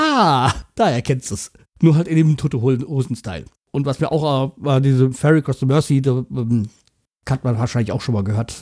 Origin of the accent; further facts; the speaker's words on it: Hanau, Hesse, Germany; meiner Heimatstadt